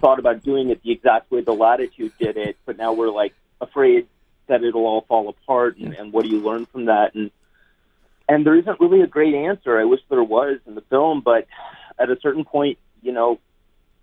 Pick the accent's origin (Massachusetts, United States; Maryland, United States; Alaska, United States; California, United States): California, United States; San Francisco; moved away; I was born in San Francisco as well. I left and then came back